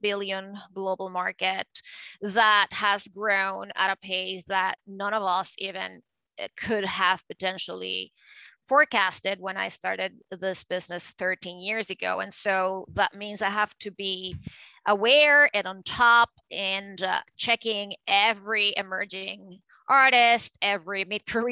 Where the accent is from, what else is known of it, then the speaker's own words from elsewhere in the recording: Venezuela; moved away; I grew up in Venezuela and in South America